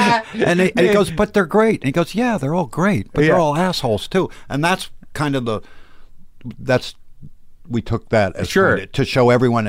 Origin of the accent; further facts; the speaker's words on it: Cheshire, Connecticut, United States; moved away as an adult; also born or lived in New York; I grew up in Connecticut, which was the worst state in the union.